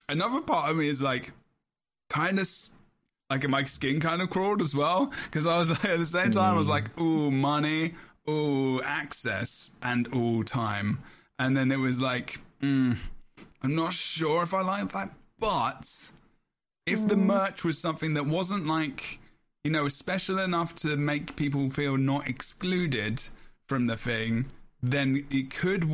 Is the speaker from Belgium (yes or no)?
no; London, United Kingdom; I'm from London